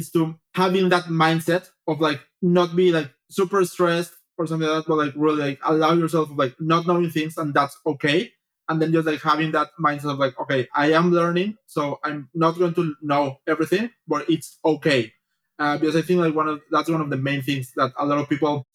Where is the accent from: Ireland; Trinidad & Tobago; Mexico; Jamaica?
Mexico; moved away as an adult; also born or lived in Paris, France / Geneva, Switzerland / Bratislava, Slovakia / Melbourne, Australia; I'm originally from Mexico, so I did my bachelor's in there.